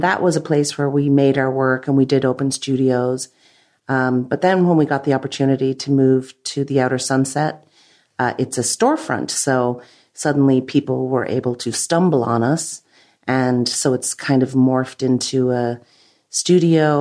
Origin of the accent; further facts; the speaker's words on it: Ireland; now in San Francisco, United States; I'm from Ireland, so we go back there every year